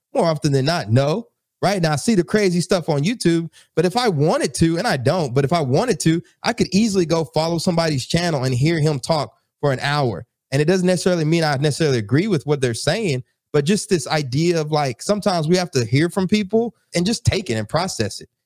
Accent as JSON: {"language": "English", "town": "College Station", "region": "Texas", "country": "United States", "tie": "born or raised there", "moved": "yes", "lives_now": "Newark, United States", "said": "I'm actually in Newark, New Jersey, but I'm originally from Texas. I grew up in College Station and uh, East Texas"}